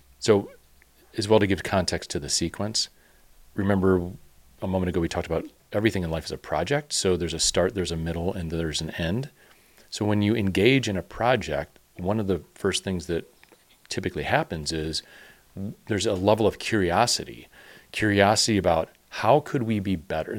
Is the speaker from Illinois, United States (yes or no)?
yes; Chicago, Illinois, United States; growing up in Chicago